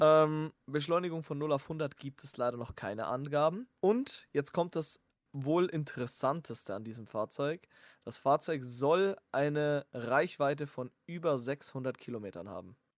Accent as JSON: {"language": "German", "country": "Germany", "said": "wir sind Deutsche"}